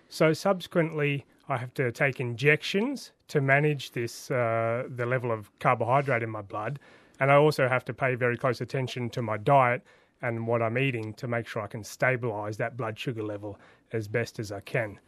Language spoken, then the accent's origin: English; Sydney, New South Wales, Australia; I grew up in Western Sydney